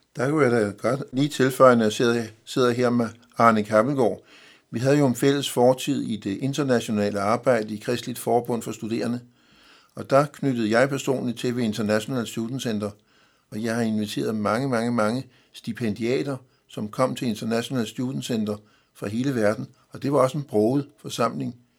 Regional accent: Denmark

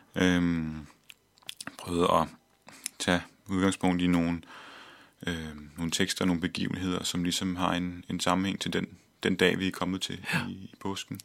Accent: Copenhagen, Capital Region of Denmark, Denmark; jeg er født og opvokset her i København

